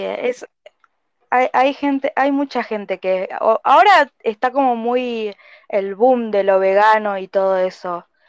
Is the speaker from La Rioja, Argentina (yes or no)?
no; Bariloche, Río Negro, Argentina; also born or lived in Ensenada, Buenos Aires; me vine a vivir a los dos años, así que estoy acá